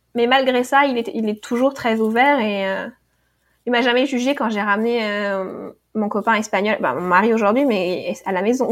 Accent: Normandy, France; now in United States; j'ai grandi en Normandie.

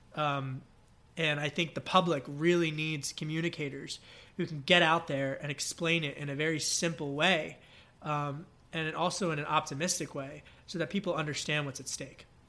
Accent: Pennsylvania, United States; my home state of Pennsylvania, Great Commonwealth.

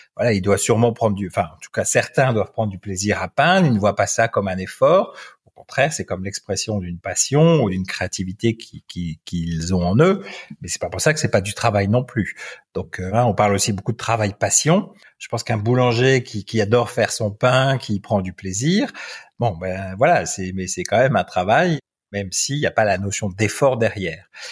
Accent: France; moved away as an adult; now in Belgium; je suis un Français qui vit en Belgique depuis 18 ans pour des raisons professionnelles

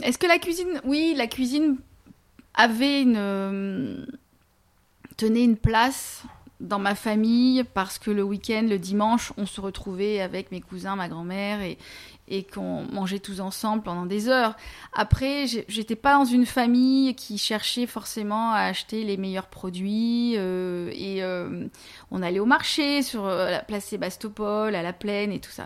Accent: Marseille, Provence-Alpes-Côte d'Azur, France; moved away as an adult; also born or lived in Lille; now in London, United Kingdom; je suis née à Marseille dans les années 70, donc j'ai grandi à Marseille dans les années 80-90 euh, jusqu'à mes 20 ans à peu près.

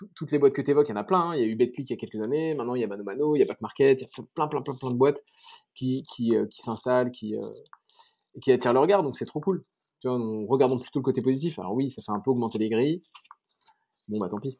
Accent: Paris, Île-de-France, France; moved away as an adult; now in Bordeaux, France; je suis parisien, donc euh, maintenant je vais à Bordeaux

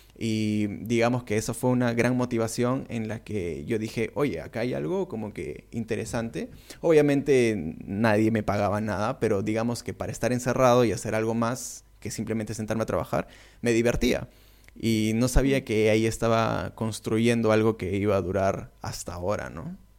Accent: Peru; soy de Perú

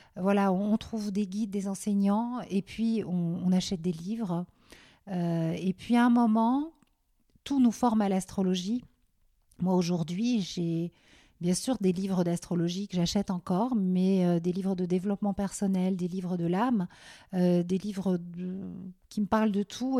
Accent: Belgium; moved away as an adult; also born or lived in Paris / New York; now in France; j'ai grandi en Belgique et euh, jusqu'à mes 18 ans, 19 ans

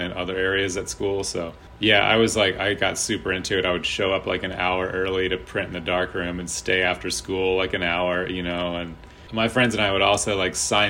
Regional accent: Charlottesville, Virginia, United States; also born or lived in Philadelphia / New York; now in Richmond, United States; going back to my hometown

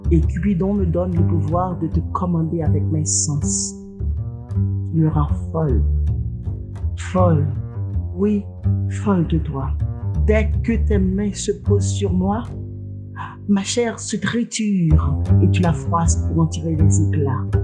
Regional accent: Jérémie, Grand'Anse, Haiti; born there; Je suis née dans la Cité des Poètes.

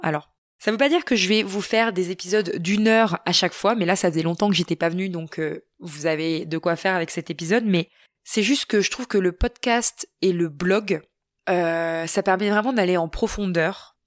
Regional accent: Normandy, France; chez nous en Normandie

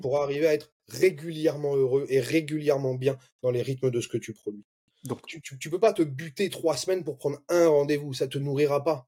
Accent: Bordeaux, Nouvelle-Aquitaine, France; now in Montpellier, France; je viens de Bordeaux

